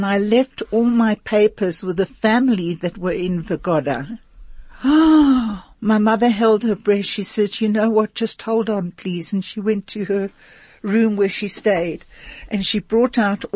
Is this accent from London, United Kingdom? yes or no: yes; London, United Kingdom; now in Johannesburg, South Africa; I was born in London